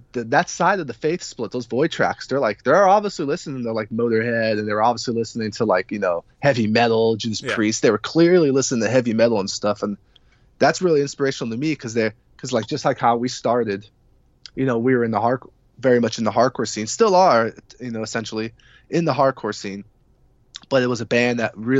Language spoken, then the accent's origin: English; California, United States; moved away as an adult; now in Washington, D.C., United States; I'm not originally from D.C. Yeah. I'm from California.